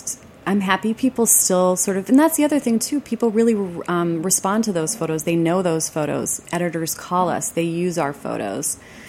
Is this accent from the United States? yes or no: yes; Detroit, Michigan, United States; moved away; also born or lived in Ann Arbor, Michigan; I am from Michigan. What part originally? I'm from the Detroit area, so I went to Michigan and I worked and lived in Ann Arbor for many years.